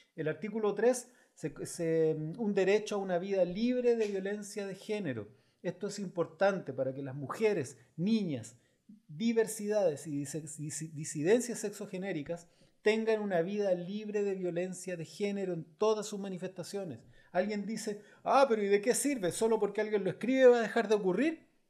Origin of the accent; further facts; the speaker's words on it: Chile; como chilenos